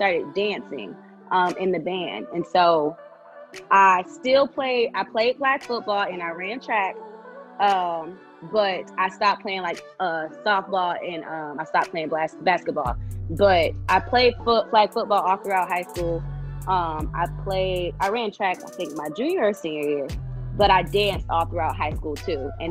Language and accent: English; New York, United States; moved away; also born or lived in Florida; because I grew up in New York, and well, I was born in New York, and I spent a lot of time like going back and forth. Once uh, my family moved to Florida